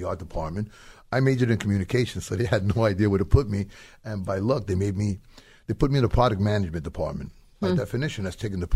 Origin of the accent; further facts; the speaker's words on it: New York City, New York, United States; also born or lived in New Hampshire; I was from the South Bronx, very impoverished area